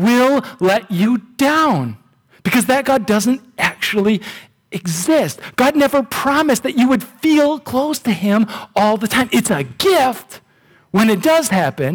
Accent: United States; I'm an American

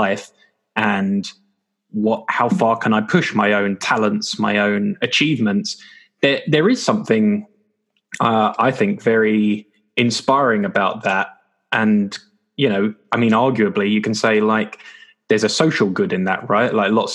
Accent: England, United Kingdom; we're English. So, you know, in England

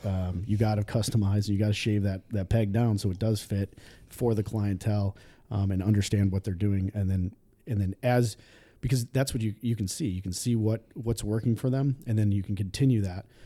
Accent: Dunkirk, New York, United States; I grew up in a little town just south of Buffalo called Dunkirk, New York

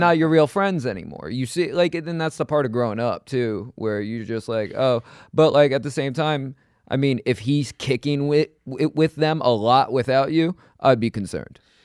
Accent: New York City, New York, United States; I grew up in Queens. I never left New York really other than to go to L

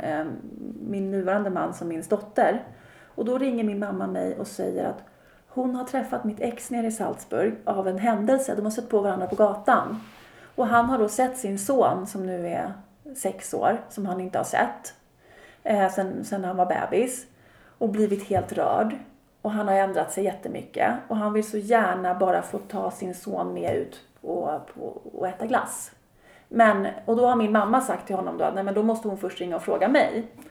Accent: Sweden; moved away; also born or lived in Austria; mina kompisar hemma i Sverige

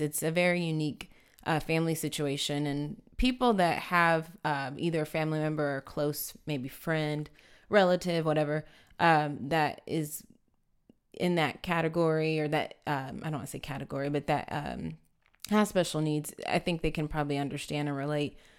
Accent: San Antonio, Texas, United States; I grew up here in San Antonio

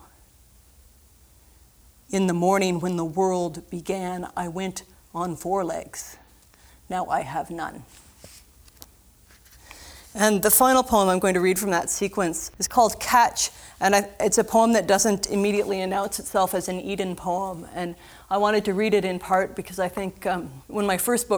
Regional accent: Southern Ontario, Canada; moved away as an adult; also born or lived in St. John's, Newfoundland; I was born and raised in Southern Ontario, and then I went and I lived for 4 years in St. John's, Newfoundland

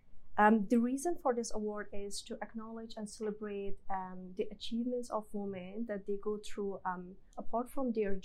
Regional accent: Kabul, Afghanistan; also born or lived in Dubai; now in Australia; I was born and brought up in Kabul, Afghanistan, the capital city of Afghanistan

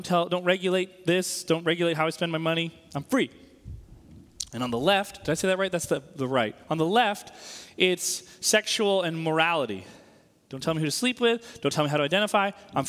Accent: Northeast, United States; So, for example, I grew up in the Northeast.

